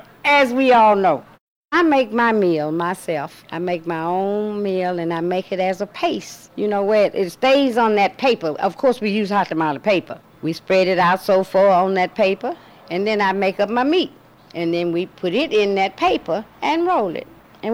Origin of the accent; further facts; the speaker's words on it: Greenville, Mississippi, United States; moved away as an adult; also born or lived in Chicago; now in Knoxville, United States; growing up in Mississippi during those days back in the 50s and 60s, we didn't have anything.